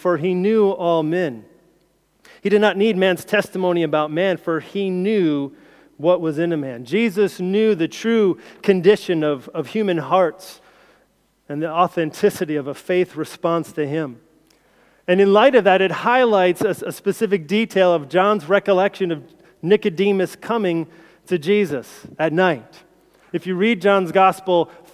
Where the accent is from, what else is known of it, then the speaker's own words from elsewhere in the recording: United States; moved away as an adult; now in United Kingdom; as an outsider, as an American